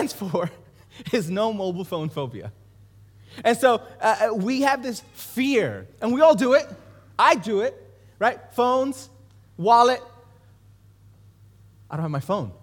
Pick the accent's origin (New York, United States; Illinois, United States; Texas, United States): New York, United States; New York City; I grew up in Brooklyn, New York. I grew up in East New York.